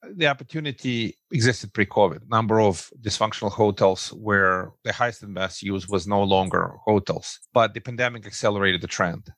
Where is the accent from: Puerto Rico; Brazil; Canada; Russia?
Russia; English is a second language; moved away as an adult; now in Brooklyn, United States; originally, I'm uh, an immigrant from the former Soviet Union. So I, I, say I come from Russia